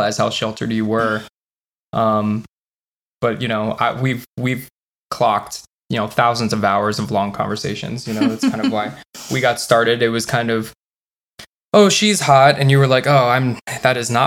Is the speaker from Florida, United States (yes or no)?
yes; South Florida, United States; moved away as an adult; also born or lived in Los Angeles; I was born in South Florida, which is basically Cuba or the Bahamas, and moved to Los Angeles when I was 25